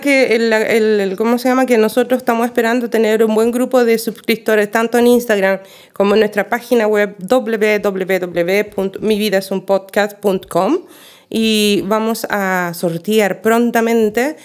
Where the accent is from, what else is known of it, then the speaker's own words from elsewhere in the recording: Chile; moved away; tengo los mayores recuerdos bonitos de una infancia fabulosa en mi país